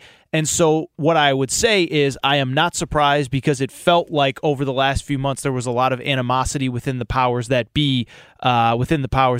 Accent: Connecticut, United States; I grew up in Connecticut

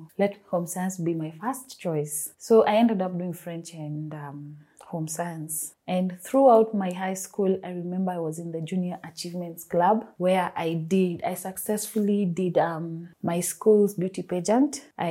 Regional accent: Nairobi, Kenya; I'm from Nairobi, Kenya

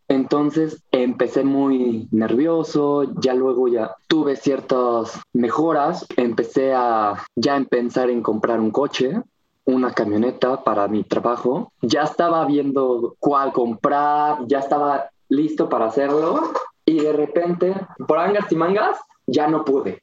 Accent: Cuernavaca, Morelos, Mexico; soy de Cuernavaca

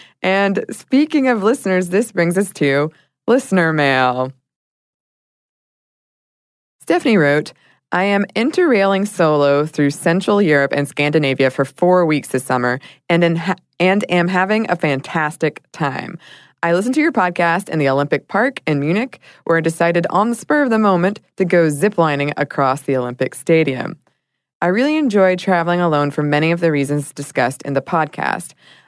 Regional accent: Ireland

